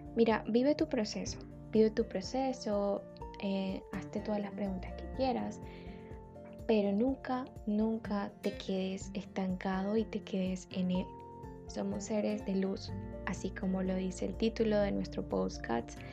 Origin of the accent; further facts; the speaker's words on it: Barranquilla, Atlántico, Colombia; soy de Barranquilla, como ya lo suponen por mí